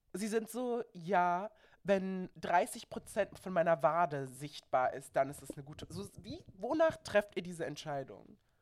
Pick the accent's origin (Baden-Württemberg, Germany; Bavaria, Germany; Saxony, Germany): Baden-Württemberg, Germany; now in Berlin, Germany; ich bin aus Baden-Württemberg